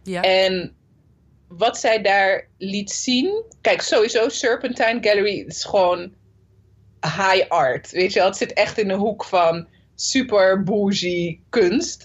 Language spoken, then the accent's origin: Dutch; Zoetermeer, South Holland, Netherlands; also born or lived in Nijmegen; ik ben gewoon geboren en getogen in Soetermeer